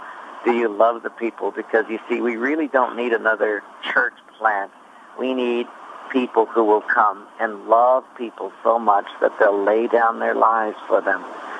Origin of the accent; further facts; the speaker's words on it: Hawaii, United States; also born or lived in Oregon / Japan; Actually, I'm from Hawaii, so this is my roots here, and I trained in Oregon, lived in Japan, different mission fields, because my father was in the Army, so we traveled a great deal, but I came back home to Hawaii in 1984.